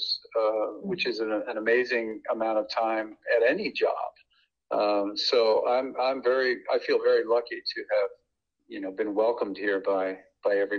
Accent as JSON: {"language": "English", "town": "Philadelphia", "region": "Pennsylvania", "country": "United States", "tie": "born or raised there", "moved": "yes", "lives_now": "Pittsburgh, United States", "said": "I was born in Philadelphia, so I am only an honorary Yinzer"}